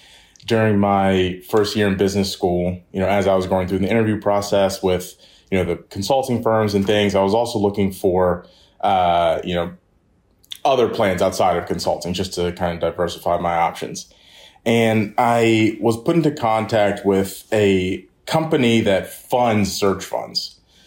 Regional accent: Maryland, United States; I'm originally from the Maryland area. I grew up there, stayed local for undergrad, went to UMD.

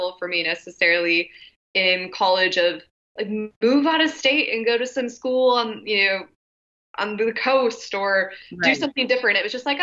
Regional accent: Midwest, United States; growing up in the Midwest, and we all did actually here

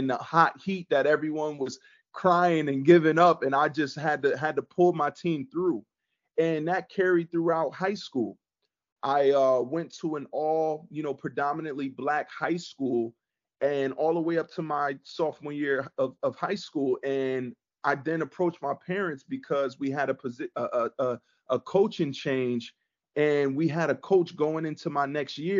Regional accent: Neptune, New Jersey, United States; I grew up in Neptune

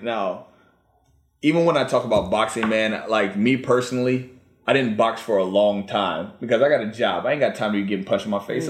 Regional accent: Virginia, United States; moved away; also born or lived in Washington, D.C. / Washington; Now, I am a Virginia native. I was born in D.C. I grew up in Virginia, but I spent most of my life out in Washington. But I still claim the DMV.

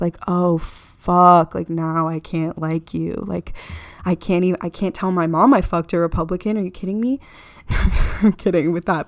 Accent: Florida, United States; I'm from Florida.

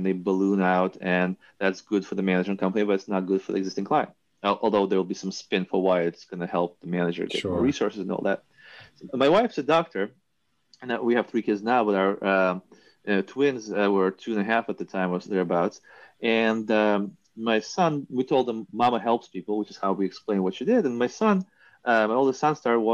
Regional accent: New York, United States; also born or lived in Soviet Union; I was growing up in New York

